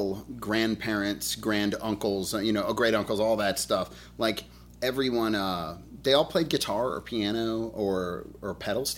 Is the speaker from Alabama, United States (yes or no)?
yes; Birmingham, Alabama, United States; I'm from Birmingham, Alabama